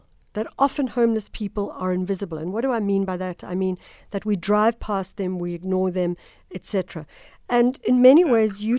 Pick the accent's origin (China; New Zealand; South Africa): South Africa; Durban, KwaZulu-Natal; moved away; Durban, my hometown